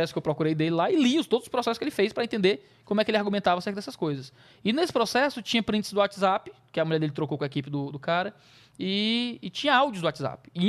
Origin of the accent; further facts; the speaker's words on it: Ceará, Brazil; eu sou cearense, eu sou.